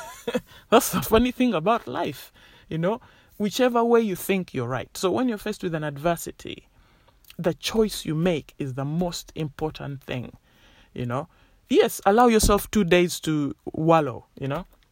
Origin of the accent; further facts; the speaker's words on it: Uganda; moved away; I grew up in Uganda